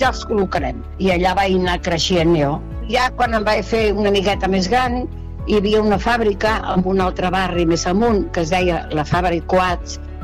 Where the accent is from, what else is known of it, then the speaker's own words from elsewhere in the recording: Barcelona, Catalonia, Spain; moved away as an adult; now in Miami Platja, Spain; Jo avui tinc 93 anys i sóc de Barcelona